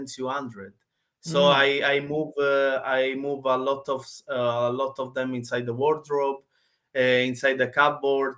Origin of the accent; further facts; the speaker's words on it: Sicily, Italy; English is a second language; moved away as an adult; now in London, United Kingdom; I'm from Italy, I'm from Sicily. In Sicily, South Italy.